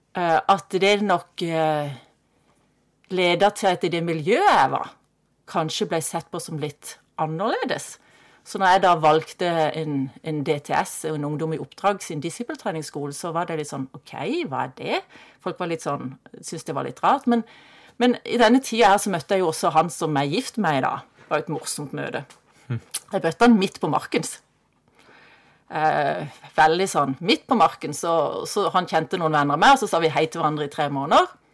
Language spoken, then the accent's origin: Norwegian; Kristiansand, Agder, Norway; Jeg ble født i Kristiansand og vokste opp i Kristiansand på Hellemyr